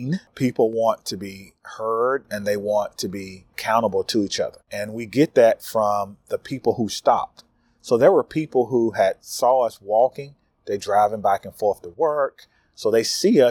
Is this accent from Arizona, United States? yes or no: no; North Carolina, United States; my home state of North Carolina